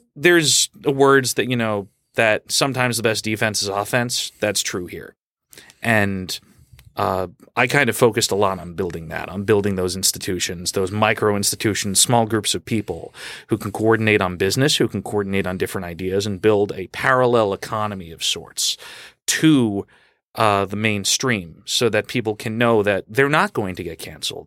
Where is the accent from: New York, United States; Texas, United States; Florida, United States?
New York, United States; Long Island; now in New York City, United States; I grew up in Long Island